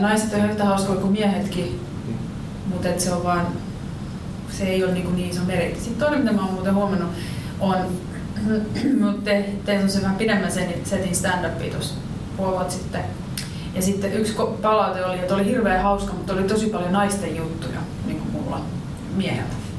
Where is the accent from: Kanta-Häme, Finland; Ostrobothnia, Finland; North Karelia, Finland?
Kanta-Häme, Finland; Riihimäki; now in Helsinki, Finland; mä oon Riihimäeltä tai asun Helsingin, mutta mä oon Riihimäeltä